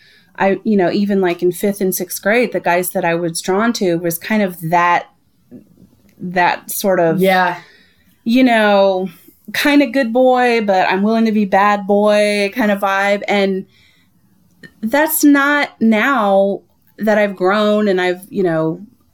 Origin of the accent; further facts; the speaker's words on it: the South, United States; I grew up in the South